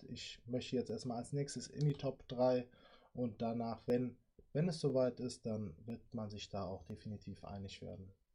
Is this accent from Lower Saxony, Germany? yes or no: no; Sinzig, Rhineland-Palatinate, Germany; ich komme ja aus Sinzig